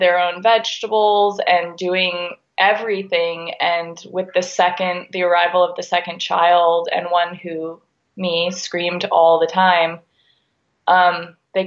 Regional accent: Nevada City, California, United States; also born or lived in Humboldt County, California; I grew up in Nevada City

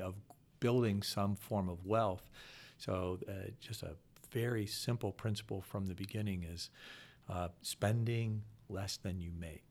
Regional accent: Akron, Ohio, United States; also born or lived in Williamsburg, Virginia; born and raised in Akron, one of, uh, six kids

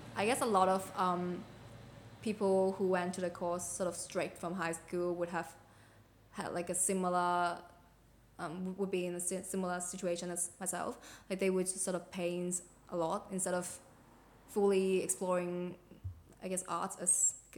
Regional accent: Hong Kong; now in Australia; I'm from Hong Kong and like being uh, Hong Kong Australian, Australian Hong Kong

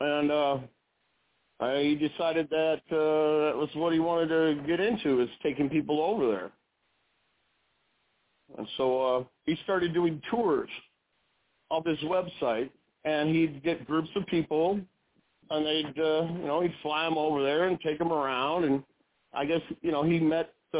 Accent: DeKalb, Illinois, United States; I'm from, I grew up in DeKalb, Illinois

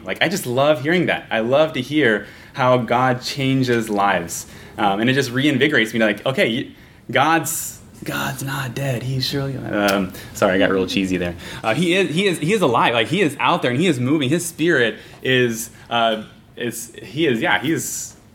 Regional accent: Kansas, United States; I'm from Kansas

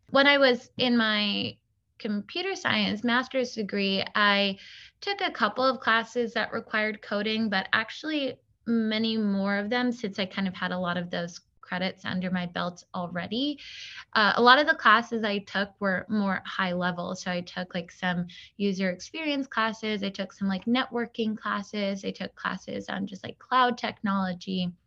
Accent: Long Island, New York, United States; moved away as an adult; now in Brooklyn, United States; I was born on Long Island, but I moved to New York probably, like, six years ago

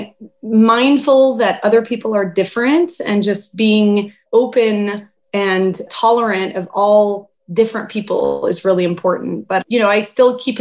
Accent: Houston, Texas, United States; also born or lived in Paris, France; I was born in Paris, France, and in the early 80s, my parents actually moved to Houston.

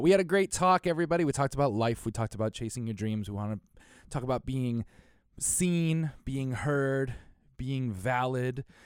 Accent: Connecticut, United States; I'm from Connecticut

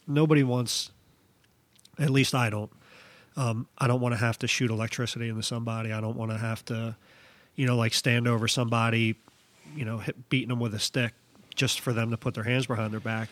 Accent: Philadelphia, Pennsylvania, United States; I'm from Philly, I'm a, I I come all the way up here up north

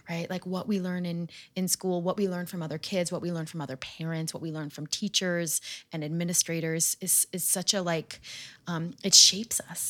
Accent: outside of Manhattan, New York, United States; the school that I grew up in outside of Manhattan

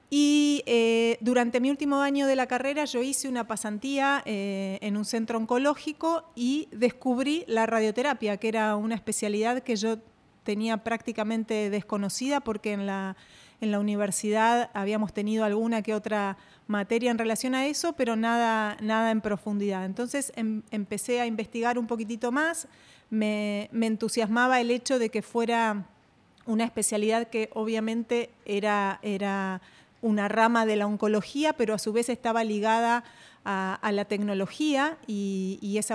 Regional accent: Argentina; Bueno, te cuento, yo soy argentina.

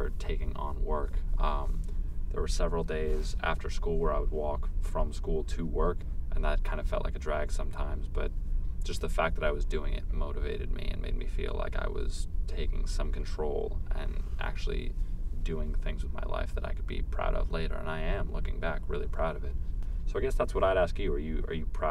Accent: United States; I'm an American, I'll always be an American

